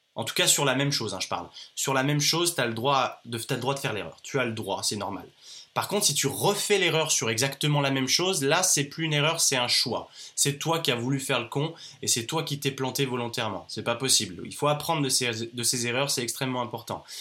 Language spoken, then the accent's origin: French; France; also born or lived in Australia; je suis jeune, je suis un jeune entrepreneur, je suis français